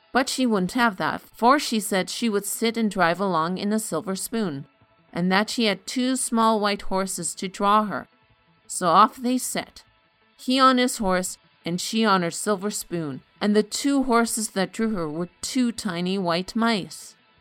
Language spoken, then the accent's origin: English; Canada; I am Canadian